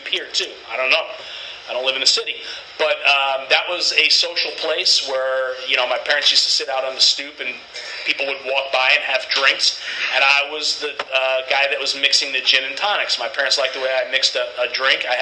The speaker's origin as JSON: {"language": "English", "town": "New York City", "region": "New York", "country": "United States", "tie": "born or raised there", "moved": "yes", "said": "I was from Brooklyn, New York, originally. I lived there for most of my younger years. It's kind of where I consider to have grown up."}